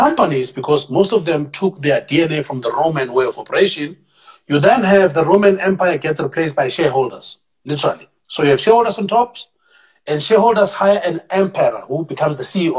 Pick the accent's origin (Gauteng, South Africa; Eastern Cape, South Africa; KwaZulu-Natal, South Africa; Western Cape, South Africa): Gauteng, South Africa; Tembisa; I'm a township boy through and through. I'm from Tembisa